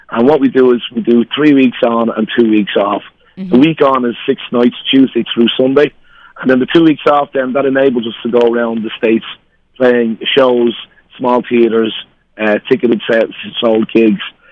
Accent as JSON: {"language": "English", "country": "Ireland", "said": "We're two Irish guys"}